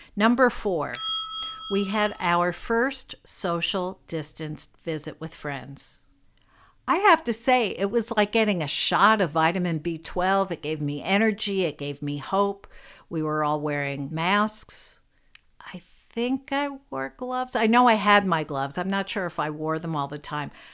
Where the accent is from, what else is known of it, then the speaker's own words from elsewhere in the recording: New York City, New York, United States; I grew up in New York City and I, where I still live